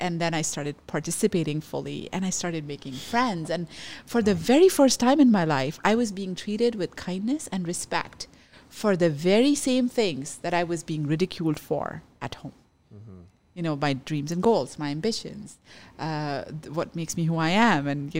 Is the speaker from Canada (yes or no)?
yes; Canada; as a Canadian. And this isn't okay. And I do deserve better.